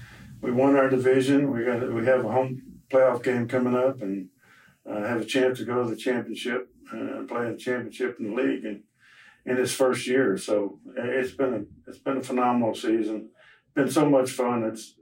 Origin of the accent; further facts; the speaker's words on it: Texas, United States; I mean, I'm sure being a Texan, number one, I think, and living all over the country, you have a great feeling for Texas people